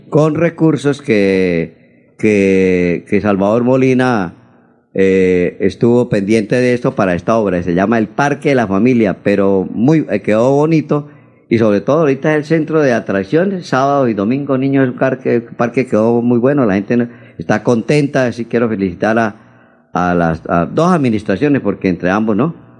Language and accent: Spanish; Charalá, Santander, Colombia; now in Bucaramanga, Colombia; mi pueblo, de Charalá